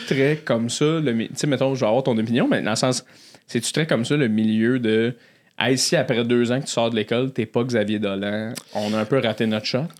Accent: Blainville, Quebec, Canada; je viens de Blainville.

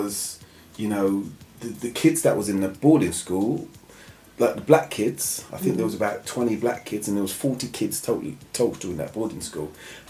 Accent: England, United Kingdom; I was born in England. I'm English.

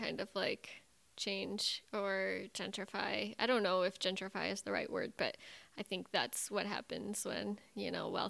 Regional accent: Leyden, Massachusetts, United States; I grew up in Leiden.

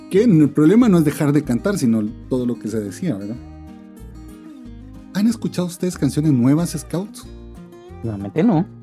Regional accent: Venezuela; Soy scout venezolano.

